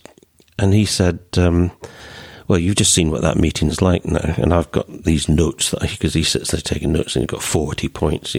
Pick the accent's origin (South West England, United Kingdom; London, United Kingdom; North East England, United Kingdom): London, United Kingdom; also born or lived in Scotland; born in London, played for England, lived in England for 50-odd years, but heart and roots in Scotland.